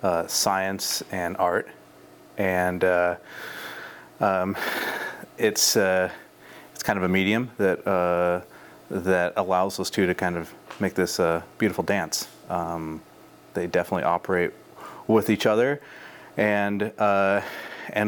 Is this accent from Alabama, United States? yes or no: no; Timber, Oregon, United States; also born or lived in Forest Grove, Oregon; I was born in Timber, Oregon, which is kind of out by Buxton, so kind of towards the coast off of 26. My parents built a house out there.